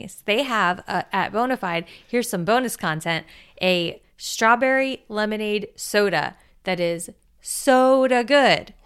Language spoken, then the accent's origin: English; South Florida, United States; I grew up in South Florida